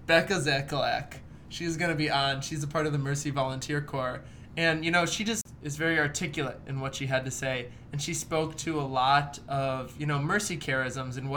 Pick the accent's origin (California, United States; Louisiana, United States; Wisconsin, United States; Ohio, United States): Wisconsin, United States; Port Washington; moved away as an adult; now in Detroit, United States; We went to Port Washington. And we saw my family. That's my hometown.